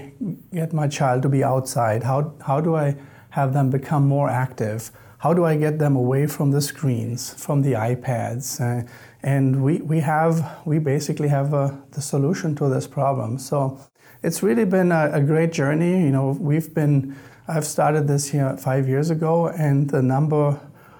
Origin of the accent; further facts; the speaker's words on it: Germany; moved away as an adult; also born or lived in Louisiana, United States; now in United States; I'm originally from Germany, so I grew up in Germany.